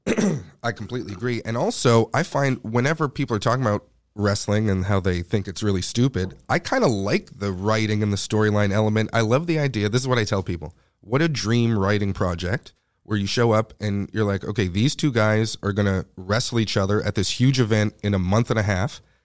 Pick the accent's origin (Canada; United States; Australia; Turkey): Canada; I'm Canadian